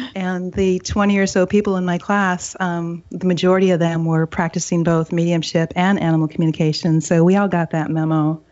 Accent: Upper Michigan, United States; now in Seattle, United States; I grew up in Upper Michigan, three hours from Thunder Bay, Canada, and we were in the woods

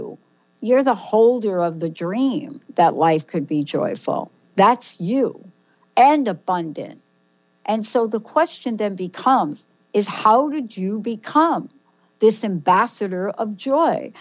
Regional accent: New York, United States; I'm from New York

